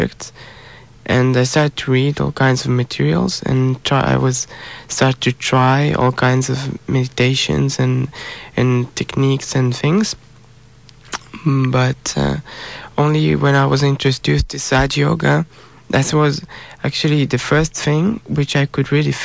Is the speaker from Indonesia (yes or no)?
no; Israel; I'm from Israel